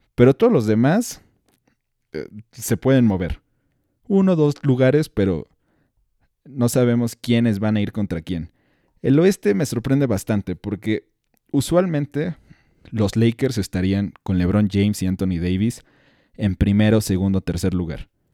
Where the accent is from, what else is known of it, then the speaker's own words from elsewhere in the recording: Mexico; soy mexicano y me siento orgulloso